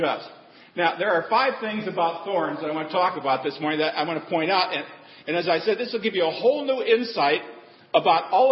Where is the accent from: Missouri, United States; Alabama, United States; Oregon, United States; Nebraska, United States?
Nebraska, United States; I grew up in Nebraska